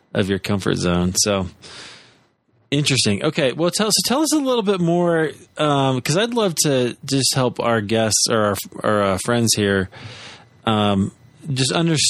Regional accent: Iowa, United States; I'm from Iowa

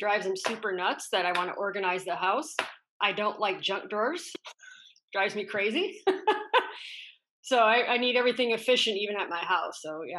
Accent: Michigan, United States; Oh, yeah. I grew up in Michigan in Midwest, obviously.

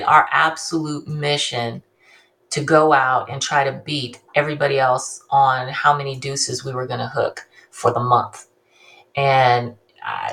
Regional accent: Bakersfield, California, United States; also born or lived in Ontario, California / Ventura, California / Hayward, California; I'm from Bakersfield, which is Central California

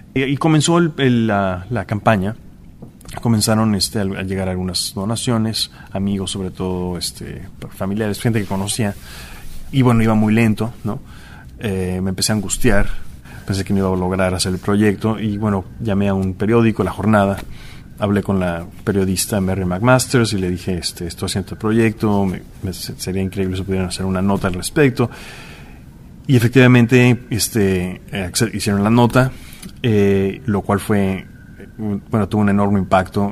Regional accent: Mexico; moved away as an adult; also born or lived in Chicago, United States; now in New York, United States; soy artista visual mexicano, eh, llevo viviendo en Nueva York unos 15 años.

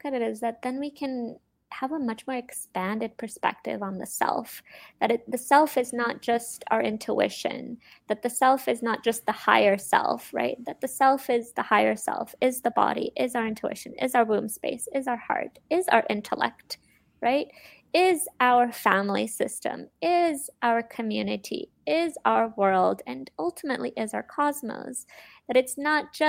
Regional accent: Romania; I was born in Romania

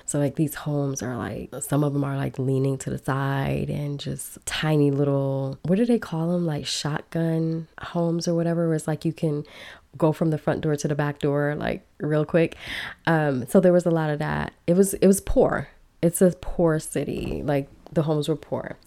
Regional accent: Chicago, Illinois, United States; also born or lived in Miami / Minneapolis / Los Angeles; now in Belize; I grew up in Chicago, a big city

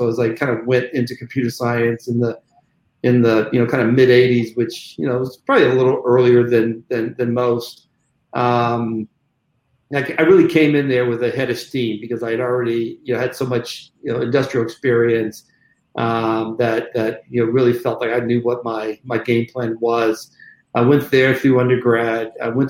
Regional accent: Corvallis, Oregon, United States; born there; Interesting enough, I was born in Corvallis, Oregon, which when I say that to people, they always, bat an eye. Like they can't believe Black folks are from Oregon.

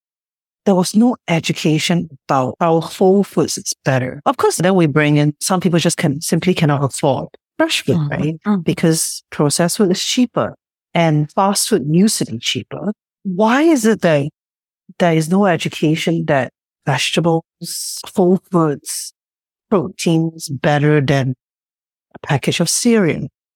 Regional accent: Singapore; moved away; I grew up in Singapore

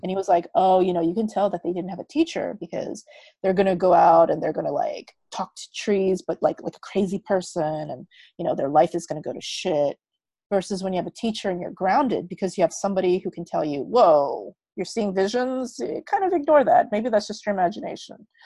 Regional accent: United States; moved away as an adult; also born or lived in Korea; now in Bali, Indonesia; So I'm Korean American. So I grew up all my life in America.

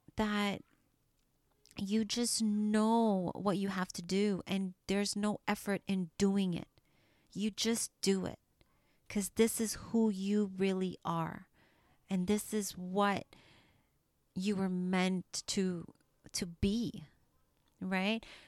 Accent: Trinidad & Tobago; now in Canada; I was born in Trinidad and, you know, I came to Canada and my English wasn't perfect.

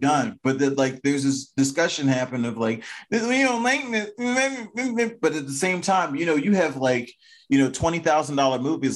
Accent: Maryland, United States; I'm from Maryland

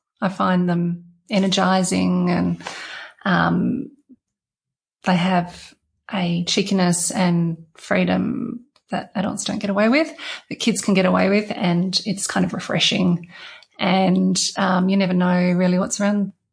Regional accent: Perth, Western Australia, Australia; also born or lived in Porongurups; growing up in Perth's just brilliant

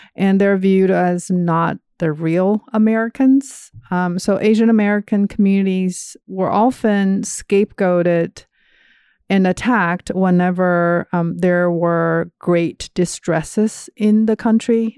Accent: China; moved away as an adult; also born or lived in Georgia, United States; now in Indianapolis, United States; I grew up in China, and I got my undergrad degree there

